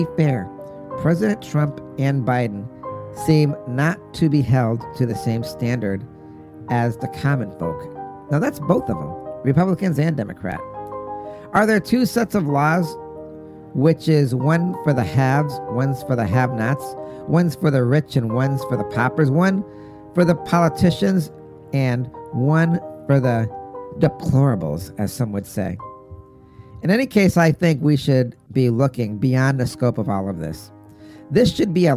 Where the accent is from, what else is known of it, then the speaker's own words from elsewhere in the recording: United States; as an American